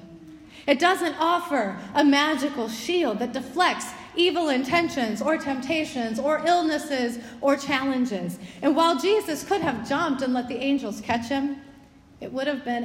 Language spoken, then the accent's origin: English; United States; being an American